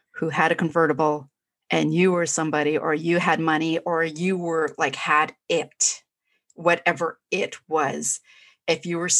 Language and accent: English; Canada; I'm Canadian